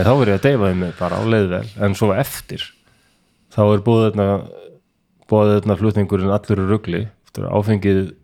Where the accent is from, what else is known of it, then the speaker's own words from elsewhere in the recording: Iceland; moved away as an adult; also born or lived in Denmark; þegar ég flutti heim frá Danmörku 2002